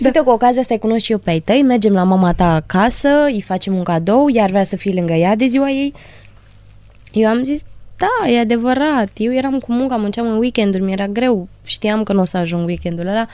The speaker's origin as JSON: {"language": "Romanian", "region": "Transylvania", "country": "Romania", "said": "sunt din Ardeal"}